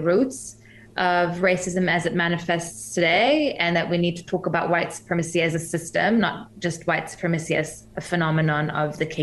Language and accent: English; Germany; moved away as an adult; also born or lived in Iran (parents); now in New Zealand; I'm originally from Germany, my parents are from Iran.